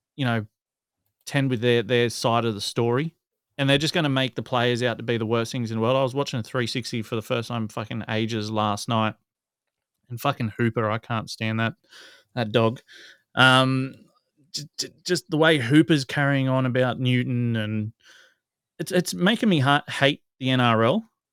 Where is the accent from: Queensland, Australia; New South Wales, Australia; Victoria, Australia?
New South Wales, Australia; Newcastle